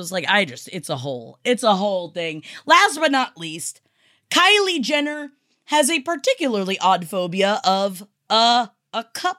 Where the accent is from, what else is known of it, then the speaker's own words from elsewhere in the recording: New York City, New York, United States; I come from Staten Island. My family's from Staten Island. I know Staten Island.